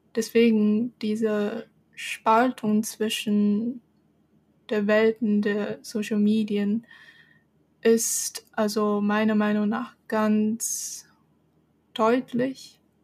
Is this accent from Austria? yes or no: no; Shenzhen, Guangdong, China; German is a second language; moved away as an adult; now in Germany; Shenzhen, wo ich herkomme